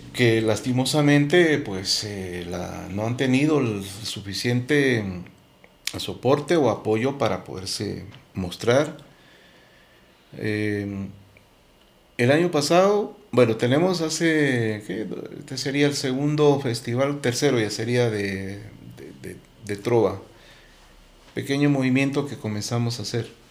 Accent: Guatemala; identificarme como guatemalteco y mostrar mi país

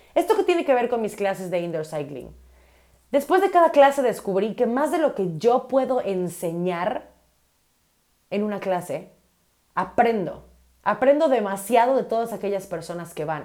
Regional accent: Mérida, Yucatán, Mexico; soy de Mérida, Yucatán, soy de la Ciudad Blanca.

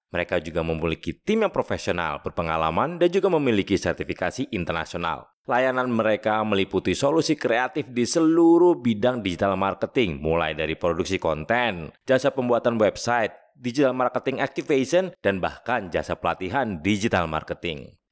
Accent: Pontianak, West Kalimantan, Indonesia; also born or lived in Jayapura / Denpasar; Saya anak daerah, saya gede di Pontianak

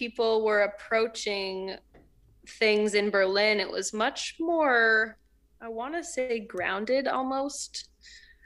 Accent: Canada; moved away as an adult; also born or lived in New York, United States; I'm Canadian

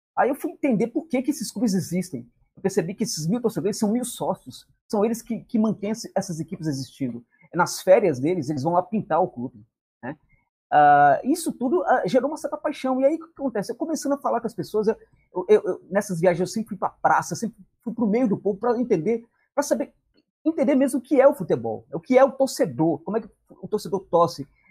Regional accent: Brazil; eu era brasileiro

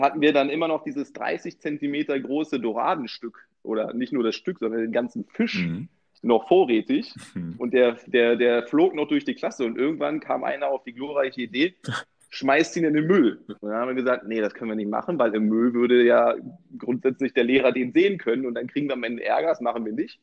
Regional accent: Berlin, Germany; ich bin ja gebürtiger äh, Berliner

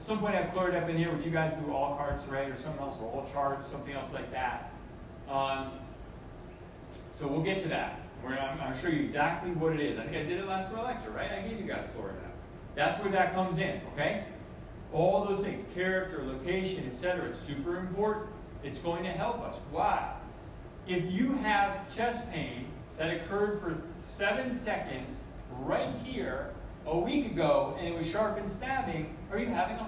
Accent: Connecticut, United States; moved away as an adult; also born or lived in Fort Lauderdale / Miami; I am a guy from Connecticut, right? The town I come from, there's like 3 people who aren't like everybody else

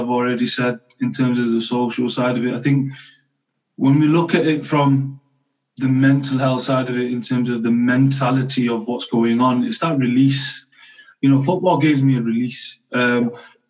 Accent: United Kingdom; I'm a British Asian

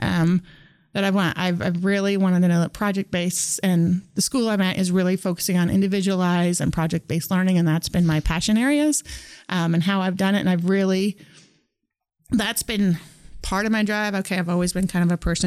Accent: Norton, Kansas, United States; I grew up in Norton, Kansas, in Northwest Kansas

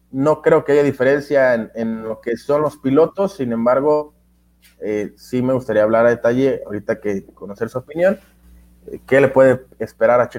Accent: Mexico; por supuesto que aquí eh, somos mexicanos, eh, aquí somos autocríticos

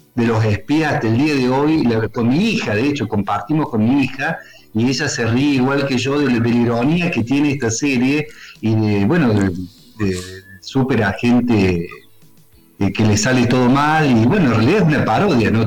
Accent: Río Tercero, Córdoba, Argentina; Nosotros somos de Río Tercero, del interior cordobés

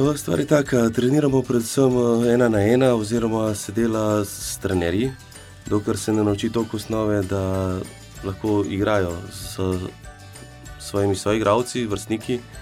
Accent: Mengeš, Slovenia; now in Kranj, Slovenia; prihajam iz Venkša

